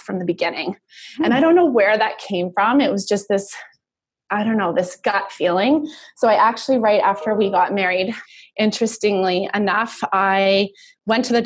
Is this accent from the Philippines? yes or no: no; Vancouver, British Columbia, Canada; also born or lived in United States / Germany; I grew up Vancouver, Canada